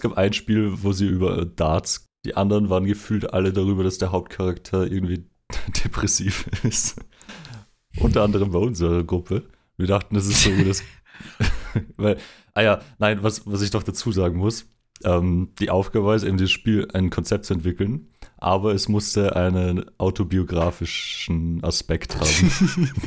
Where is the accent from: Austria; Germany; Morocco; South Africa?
Austria; uns als Österreicher